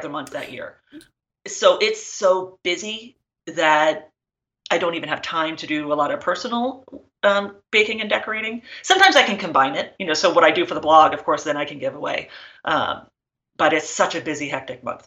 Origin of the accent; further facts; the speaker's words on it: New Jersey, United States; I grew up in New Jersey and in the same house from birth